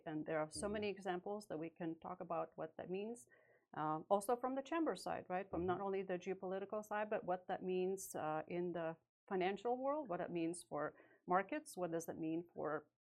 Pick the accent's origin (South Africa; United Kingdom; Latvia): Latvia; moved away as an adult; now in United States; I'm originally from Latvia. I was born during the USSR era.